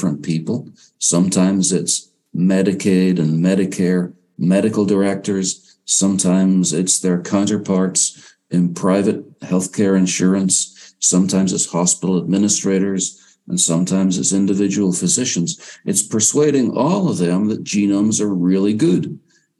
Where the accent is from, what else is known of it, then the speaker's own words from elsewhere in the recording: Northern Ireland, United Kingdom; also born or lived in England and Wales; now in United States; I grew up in Northern Ireland